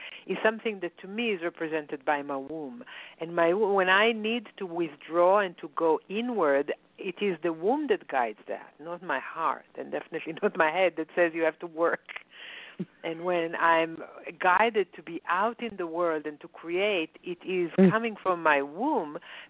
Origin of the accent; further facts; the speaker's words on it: Israel; moved away; when I grew up in Israel